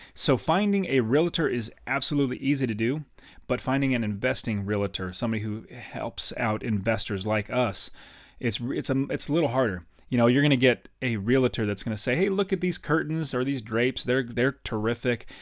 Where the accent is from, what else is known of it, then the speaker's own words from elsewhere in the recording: United States; I'm from America